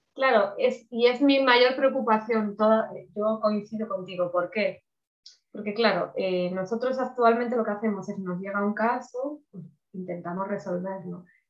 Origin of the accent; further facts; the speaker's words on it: Spain; Aquí en España